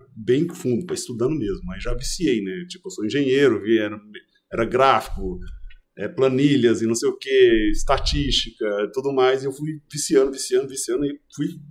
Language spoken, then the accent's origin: Portuguese; Goiás, Brazil; Sou de Goiás, voltei para Goiânia.